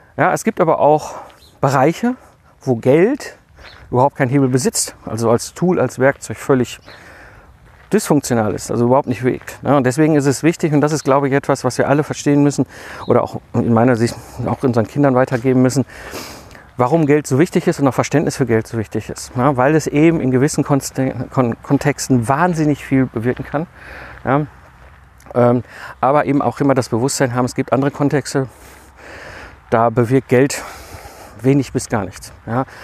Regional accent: Ruhr area, North Rhine-Westphalia, Germany; komme ich ja aus dem Ruhrpott zwischen Kohl und Stahl groß geworden in den 80er und 90er Jahren

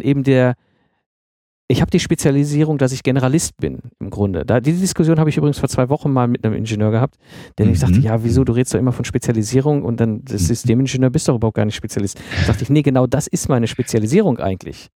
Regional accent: Ruhr area, North Rhine-Westphalia, Germany; moved away; ich komme ja ursprünglich aus dem Ruhrgebiet, also sehr industrialisierte äh, Umgebung, in der ich groß geworden bin

